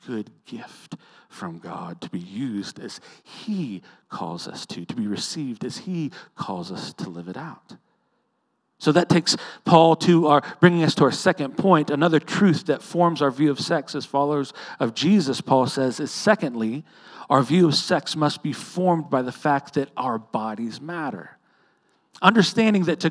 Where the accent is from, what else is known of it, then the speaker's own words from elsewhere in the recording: Edmond, Oklahoma, United States; I grew up in Edmond with a young man named Kyle Harper.